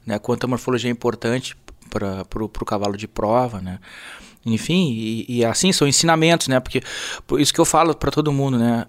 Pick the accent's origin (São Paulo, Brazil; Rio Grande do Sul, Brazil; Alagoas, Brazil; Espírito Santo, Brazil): Rio Grande do Sul, Brazil; eu sou gaúcho, né? E, e adoro nossa cultura, nossa tradição